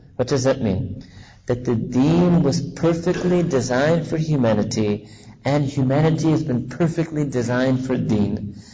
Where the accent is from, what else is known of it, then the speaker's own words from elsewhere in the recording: New York City, New York, United States; I was born and raised in New York City